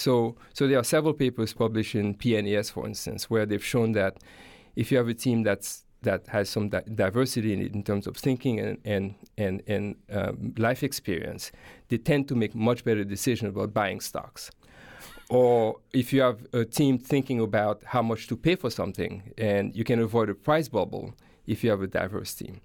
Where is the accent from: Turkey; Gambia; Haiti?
Haiti; moved away as an adult; now in United States; I grew up in Haiti and, uh, went to, uh, elementary and high school there